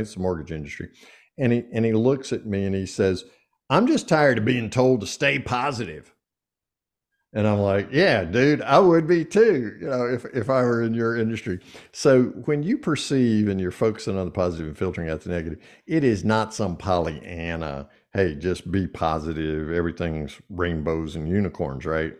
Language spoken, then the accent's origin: English; Eastern North Carolina, United States; growing up in Eastern North Carolina